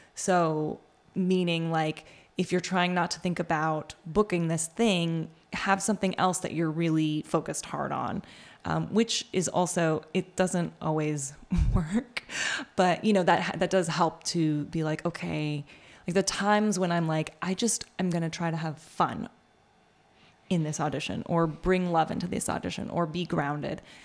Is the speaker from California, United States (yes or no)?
no; New York, United States; I grew up in New York